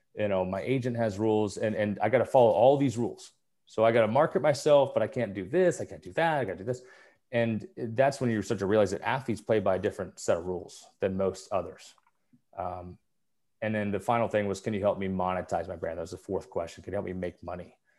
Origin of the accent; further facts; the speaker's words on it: Kansas City, United States; moved away as an adult; also born or lived in Nebraska; growing up in Kansas City